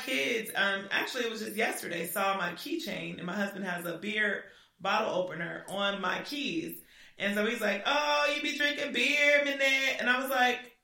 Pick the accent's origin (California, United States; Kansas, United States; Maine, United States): California, United States; moved away; I'm from California